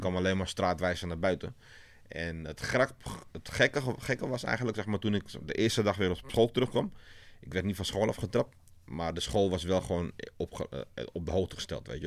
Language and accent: Dutch; Amsterdam, North Holland, Netherlands; ik groeide op in Amsterdam-West